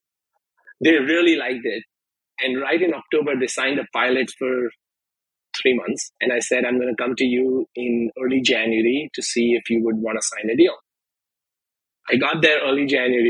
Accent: India; now in United States; growing up in India is a little different than growing up here

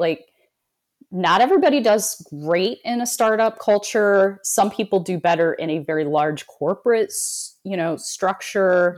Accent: South Bend, Indiana, United States; I was born and raised in South Bend, Indiana, home of Notre Dame

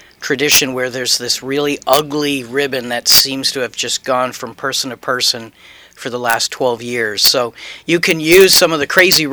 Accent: New Hampshire, United States; moved away; We're from New Hampshire

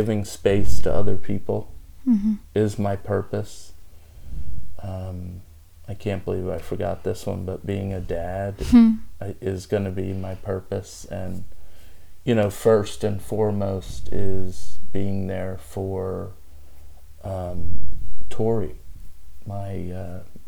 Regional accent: the South, United States; we came from the South, and... what that means, and my family's originally from Spain, from Mallorca, Spain.

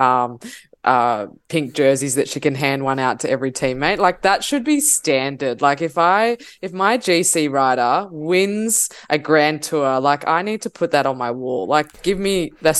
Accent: Australia; I'm Australian

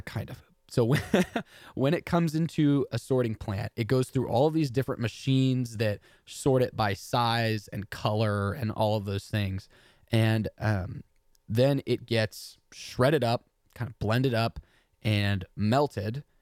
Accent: Texas, United States; I'm from Texas and we pronounce everything wrong

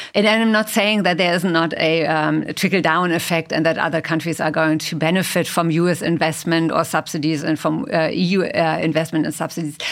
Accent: Germany; I come from Germany

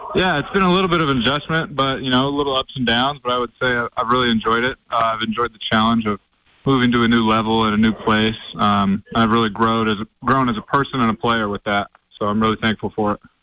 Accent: Oregon, United States; born or raised there; now in Montana, United States

